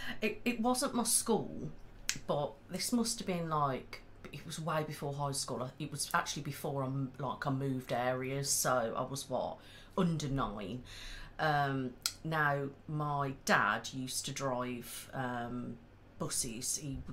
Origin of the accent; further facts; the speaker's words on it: the Midlands, England, United Kingdom; we are all from the Midlands, aren't we?